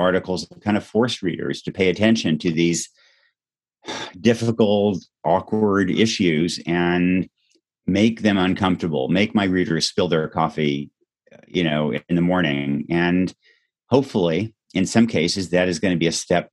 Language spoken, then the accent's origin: English; Yamhill, Oregon, United States; In places like Yamhill, my hometown, it's overwhelmingly white